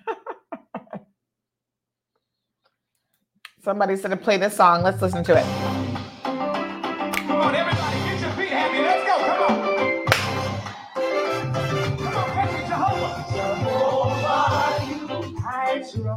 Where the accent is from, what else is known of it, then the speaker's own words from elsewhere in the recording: George Town, Cayman Islands; I come from Georgetown Central, right there off of Middle Road.